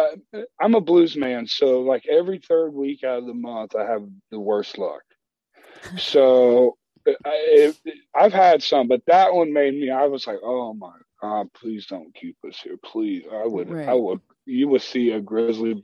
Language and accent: English; United States; We're blues musicians from America